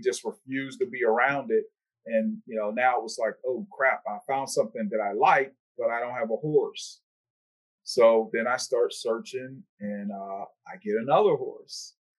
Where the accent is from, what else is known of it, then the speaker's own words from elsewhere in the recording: Pittsburgh, Pennsylvania, United States; my hometown of uh, Pittsburgh, Pennsylvania